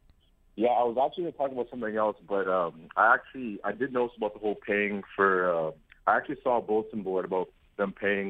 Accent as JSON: {"language": "English", "town": "Ottawa", "region": "Ontario", "country": "Canada", "moved": "as an adult", "lives_now": "Toronto, Canada", "said": "I'm from Ottawa, but like I live in Toronto for school."}